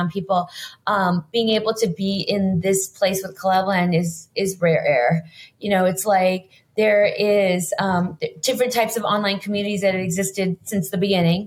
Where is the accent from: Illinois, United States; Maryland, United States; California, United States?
California, United States; Los Angeles; I grew up in Los Angeles